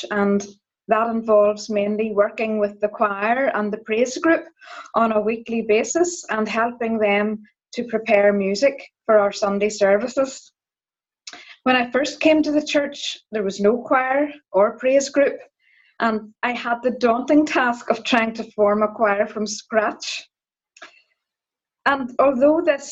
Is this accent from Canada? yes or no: no; Donaghadee, Northern Ireland, United Kingdom; I'm from Donaghadee